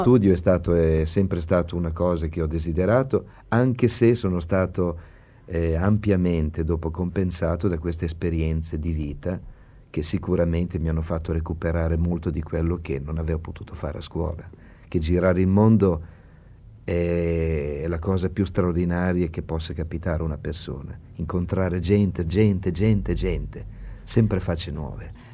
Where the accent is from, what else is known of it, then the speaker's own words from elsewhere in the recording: Bologna, Emilia-Romagna, Italy; da bolognese